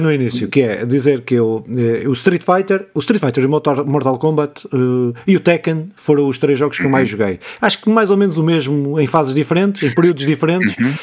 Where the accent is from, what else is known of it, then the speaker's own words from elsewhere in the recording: Pontével, Santarém District, Portugal; na minha terra, nos Casais dos Lagartos